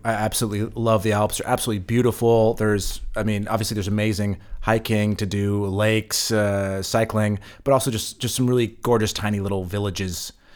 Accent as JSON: {"language": "English", "region": "California", "country": "United States", "tie": "born or raised there", "moved": "yes", "said": "growing up in California"}